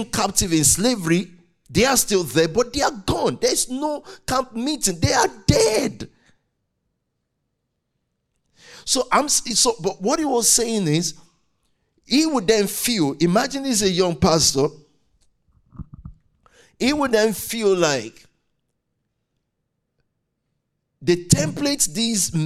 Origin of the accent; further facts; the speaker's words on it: Nigeria; I'm very Nigerian. I'm in green, white, green